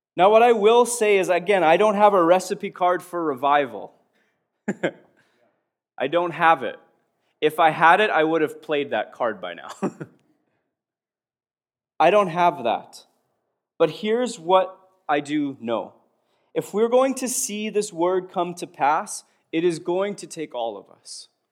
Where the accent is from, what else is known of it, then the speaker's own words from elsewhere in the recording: Prince Albert, Saskatchewan, Canada; I was born in Prince Albert, Saskatchewan, Canada.